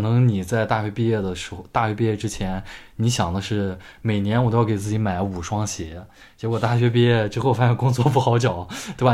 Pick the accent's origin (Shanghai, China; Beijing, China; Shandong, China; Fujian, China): Shandong, China; 我们家乡的电视台啊，家乡的电视台的这个台长